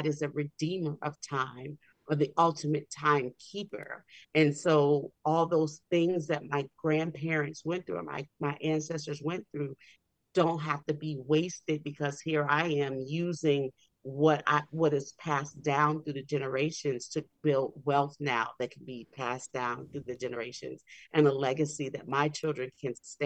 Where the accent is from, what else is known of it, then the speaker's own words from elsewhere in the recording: New Orleans, Louisiana, United States; I'm from New Orleans, which was the hub of slave trade in this country